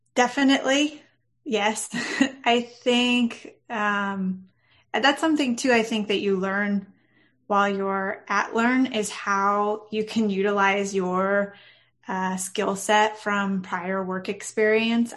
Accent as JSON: {"language": "English", "area": "Orange County", "region": "California", "country": "United States", "moved": "yes", "lives_now": "San Diego, United States", "said": "Not originally, no. I'm from Orange County, so not very far."}